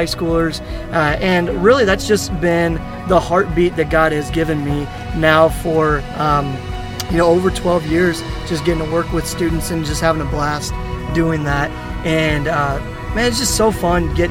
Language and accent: English; Plymouth, Indiana, United States; I grew up in Plymouth, Indiana. And really most of my upbringing was on the farm